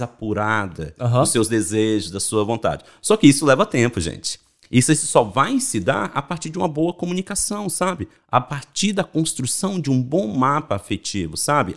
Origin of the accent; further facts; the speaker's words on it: Belo Horizonte, Minas Gerais, Brazil; moved away as an adult; also born or lived in São Paulo; eu sou de Belo Horizonte, né? Sou mineiro adoro pão de queijo